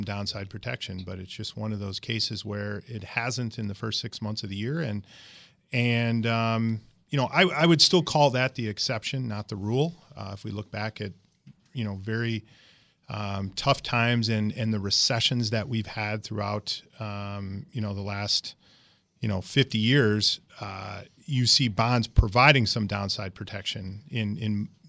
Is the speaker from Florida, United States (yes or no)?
no; Michigan, United States; moved away as an adult; now in Wisconsin, United States; I was born and raised in Michigan.